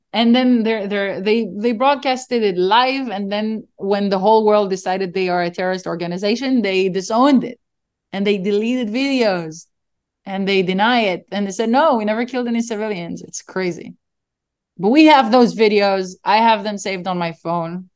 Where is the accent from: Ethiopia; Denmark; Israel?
Israel; I told them I'm from Israel.